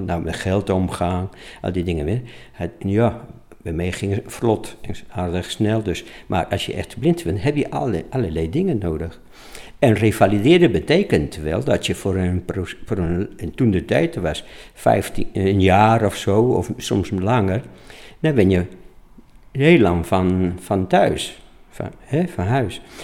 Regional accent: Spain; Dutch is a second language; moved away as an adult; now in Apeldoorn, Netherlands; oorspronkelijk kom ik uit Spanje. In 1965 was ik 19 jaar en werkloosheid in Spanje was enorm hoog

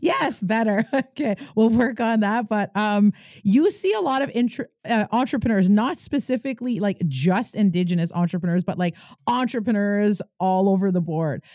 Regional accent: Kitigan Zibi, Quebec, Canada; I'm an entrepreneur from Kitigan, Zibi, and Anishinaabe.

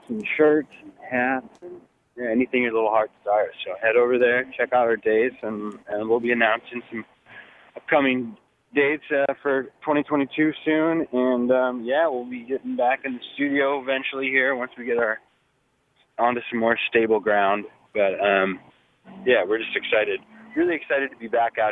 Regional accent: Whitefish, Montana, United States; my hometown is Whitefish, Montana

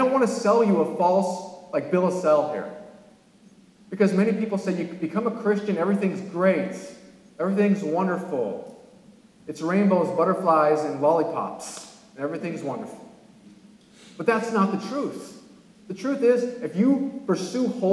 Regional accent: California, United States; now in northeastern United States; I'm from California

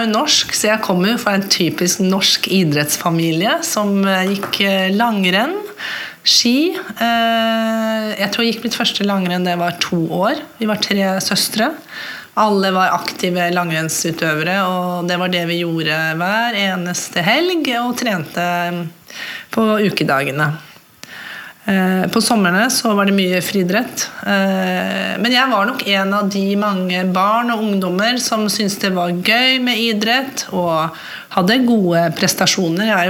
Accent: Mo i Rana, Nordland, Norway; med å si at jeg er halvt norsk og halvt svensk. min mamma kommer fra Haslesund ved Smøgen. Så har jeg vokst opp på en bondegård eh, oppe i nord, nord, i Mo i Rana.

